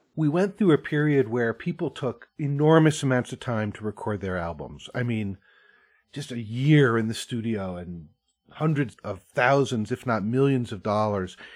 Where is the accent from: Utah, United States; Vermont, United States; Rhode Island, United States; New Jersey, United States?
Vermont, United States; I grew up in Vermont and I grew up going to like barn dances